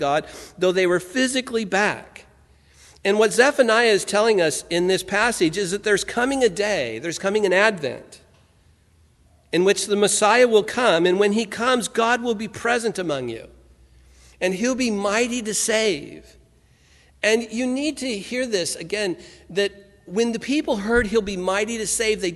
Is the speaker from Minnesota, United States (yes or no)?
no; Santa Ana, California, United States; I grew up in Santa Ana, California